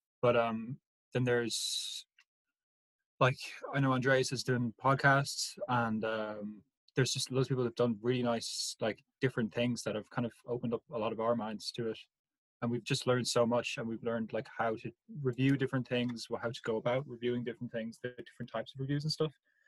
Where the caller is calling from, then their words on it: Kildare, County Kildare, Ireland; I'm broadcasting live from Kildare.